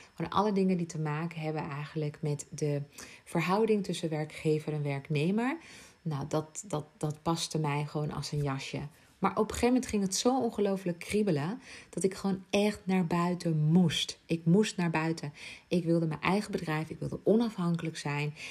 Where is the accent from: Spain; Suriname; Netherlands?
Spain; Ibiza, Balearic Islands; moved away; Ik ben geboren op Ibiza